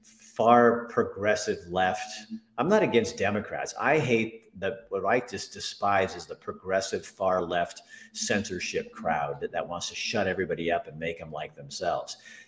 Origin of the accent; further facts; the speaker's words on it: Oregon, United States; moved away as an adult; now in Montana, United States; I love Oregon. It's a great state. It's my home state. It's where I came from.